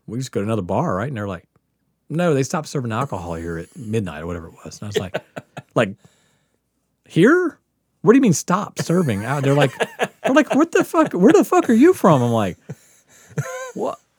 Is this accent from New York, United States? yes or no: no; Biloxi, Mississippi, United States; moved away as an adult; also born or lived in Kansas / Nebraska; now in Portland, United States; growing up on the Gulf Coast where you just, there's always water